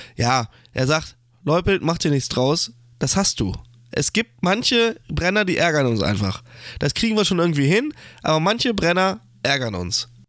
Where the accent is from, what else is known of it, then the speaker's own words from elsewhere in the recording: Germany; als Deutscher